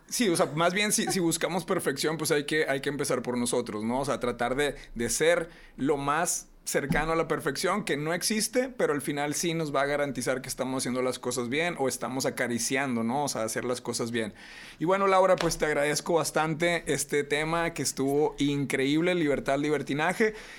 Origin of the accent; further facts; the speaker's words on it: Reynosa, Tamaulipas, Mexico; moved away; soy de Reynosa